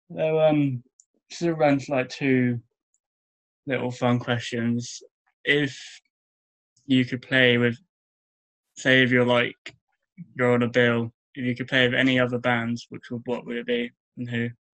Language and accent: English; Bournemouth, South West England, United Kingdom; I'm from Bournemouth